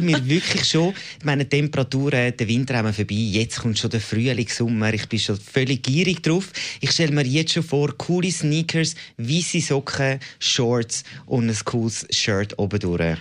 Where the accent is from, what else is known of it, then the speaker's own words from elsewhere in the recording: Zurich, Switzerland; ich bin Zürcher und kein Aargauer